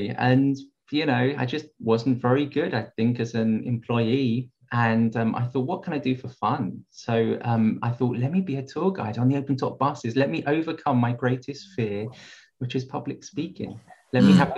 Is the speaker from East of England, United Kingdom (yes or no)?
yes; East of England, United Kingdom; moved away as an adult; now in London, United Kingdom; I moved from East Anglia.